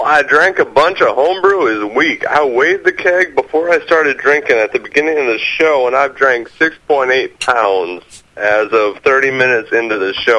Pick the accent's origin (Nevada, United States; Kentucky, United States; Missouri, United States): Missouri, United States; now in Washington, United States; Originally, I'm from Missouri.